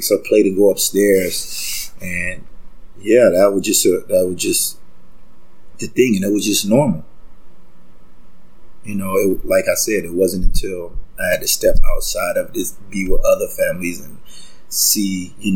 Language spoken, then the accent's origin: English; Gainesville, Florida, United States; moved away as an adult; now in Toronto, Canada; I was born and raised in Gainesville, Florida